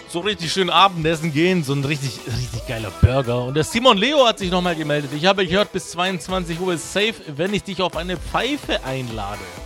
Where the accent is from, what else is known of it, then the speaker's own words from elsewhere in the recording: Karlsruhe, Baden-Württemberg, Germany; ich komme aus Karlsruhe